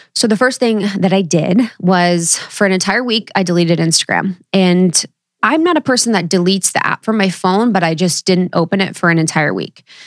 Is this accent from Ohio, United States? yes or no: yes; Ohio, United States; growing up in Ohio